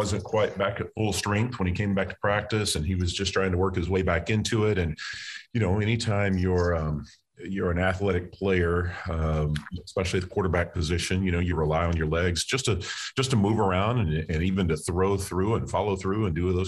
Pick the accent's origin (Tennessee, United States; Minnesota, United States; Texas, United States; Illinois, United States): Texas, United States; moved away as an adult; also born or lived in Louisiana; I'm from Texas. My wife is from Texas. Haven't been back to live in over 20 years